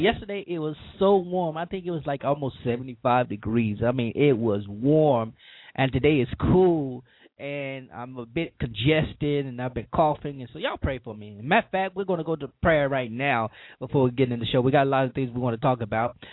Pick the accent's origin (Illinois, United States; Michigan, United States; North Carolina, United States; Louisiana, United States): Louisiana, United States; my home state